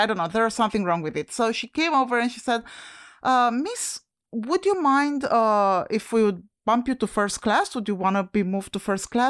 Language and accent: English; Romania; now in United States; When I came from Romania to the US, obviously I started my journey at the Henri Coandă Airport in Bucharest